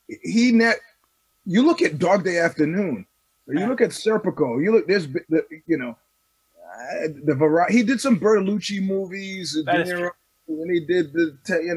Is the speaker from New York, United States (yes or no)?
yes; New York, United States; now in California, United States; where are you from? I said, New York